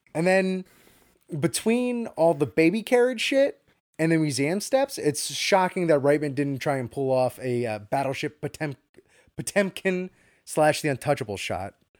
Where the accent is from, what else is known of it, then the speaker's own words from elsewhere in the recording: New York, United States; as a New Yorker